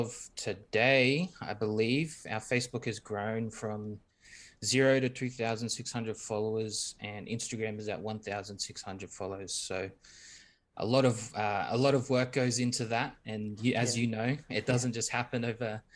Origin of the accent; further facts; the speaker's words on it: Australia; We're from Australia.